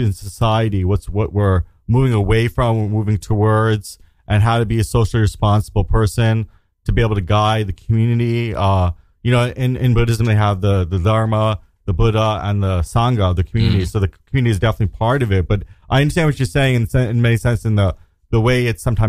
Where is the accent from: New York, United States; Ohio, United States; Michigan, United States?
New York, United States; New York City; I grew up in Staten Island.